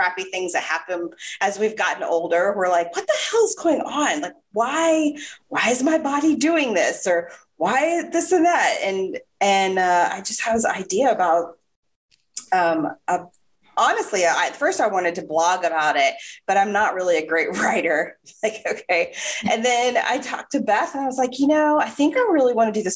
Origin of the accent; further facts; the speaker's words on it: Jacksonville, Florida, United States; also born or lived in Northern Virginia; I am from Florida. I'm from Jacksonville